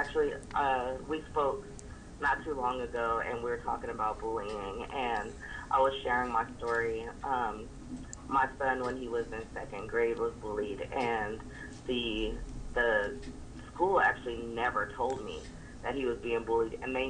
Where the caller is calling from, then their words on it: Sacramento, California, United States; I'm calling from Sacramento, California.